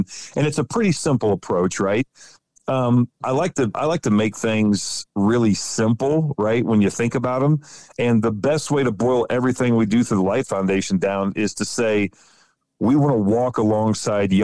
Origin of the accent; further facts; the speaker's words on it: West Central Ohio, United States; I grew up in the Midwest, grew up right, central Ohio on the Indiana border. So West Central Ohio